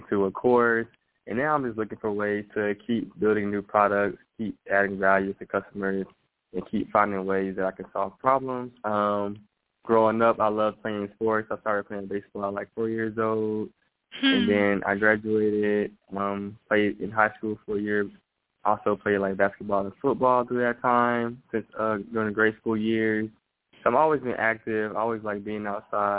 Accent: Atlanta, Georgia, United States; I grew up in Atlanta, Georgia

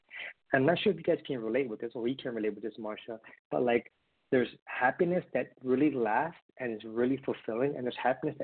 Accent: Honolulu, Hawaii, United States; I was born in Honolulu, Hawaii. Parents were dad from Mexico, mom from Colombia, immigrated to the United States. I am the youngest of three brothers, and being raised in Hawaii

